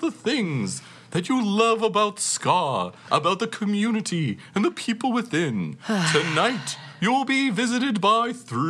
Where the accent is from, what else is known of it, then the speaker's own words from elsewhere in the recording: Coventry, West Midlands, United Kingdom; They're from my hometown of Coventry.